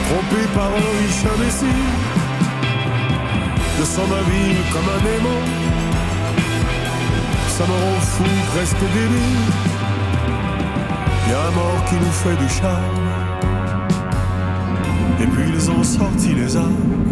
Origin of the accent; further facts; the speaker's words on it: Toulouse, Occitania, France; je suis de Toulouse, et je sais que t'aimes bien Toulouse.